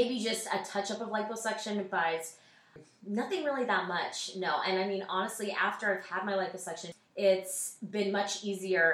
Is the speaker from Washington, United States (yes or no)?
yes; Seattle, Washington, United States; moved away; I'm originally from Seattle, Washington